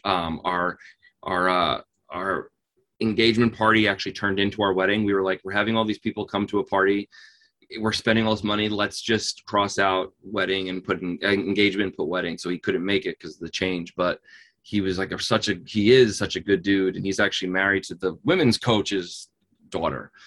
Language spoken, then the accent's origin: English; New Jersey, United States; I'm from New Jersey.